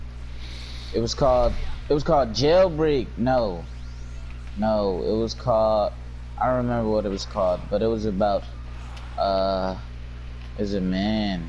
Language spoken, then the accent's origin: English; United States